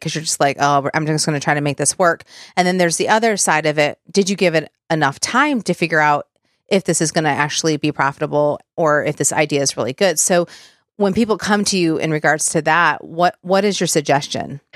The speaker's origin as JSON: {"language": "English", "region": "Michigan", "country": "United States", "tie": "born or raised there", "said": "I grew up in Michigan, so we could drive to Sandusky"}